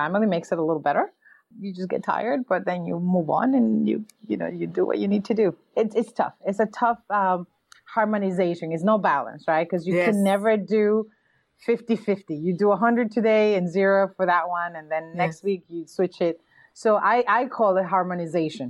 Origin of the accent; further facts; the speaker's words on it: New York, United States; I'm from New York